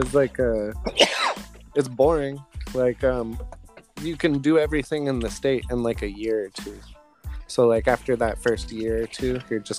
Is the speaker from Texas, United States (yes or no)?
no; Jacksonville, Florida, United States; born there; also born or lived in Sacramento / New Mexico / San Diego; So I was born in Jacksonville, Florida, actually.